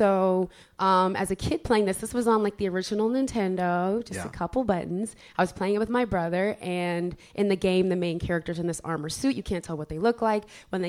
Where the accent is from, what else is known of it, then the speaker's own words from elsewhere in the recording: Ithaca, New York, United States; now in Philadelphia, United States; I'm from Ithaca, New York. I'm from upstate New York.